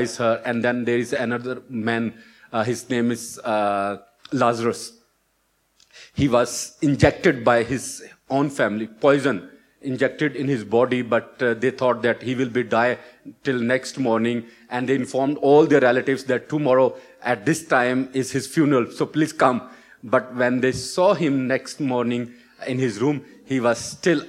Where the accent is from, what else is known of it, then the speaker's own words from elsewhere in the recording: Pakistan; moved away as an adult; also born or lived in Colliers Wood, London; now in United Kingdom; originally I'm from Pakistan.